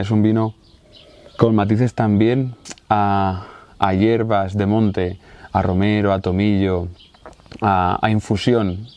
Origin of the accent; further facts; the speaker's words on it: Casas de Ibáñez, Castilla-La Mancha, Spain; nosotros somos una familia de Casas de Ibáñez, un pueblo de la provincia de Albacete